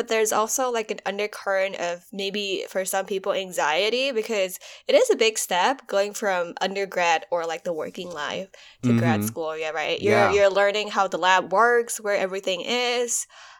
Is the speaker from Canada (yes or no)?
no; Malaysia; moved away as an adult; now in United States; because I moved from Malaysia to US for undergrad, I think that was a huge shift. So adapting to undergrad life, adapting to cultural shock and all that thing, all of that kind of prepared me.